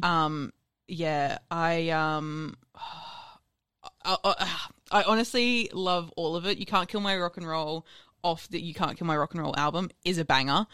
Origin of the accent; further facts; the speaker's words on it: Sunshine Coast, Queensland, Australia; moved away as an adult; also born or lived in America; I grew up on the sunny coast.